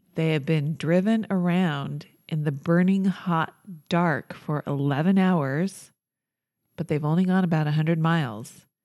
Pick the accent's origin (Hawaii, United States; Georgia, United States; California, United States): California, United States; near Whittier; Born very near my hometown.